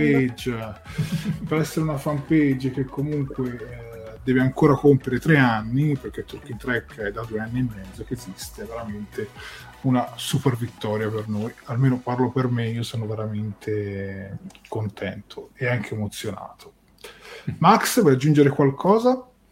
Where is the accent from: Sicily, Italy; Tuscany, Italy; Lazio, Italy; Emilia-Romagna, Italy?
Tuscany, Italy; io da toscano trasmetto 7 gold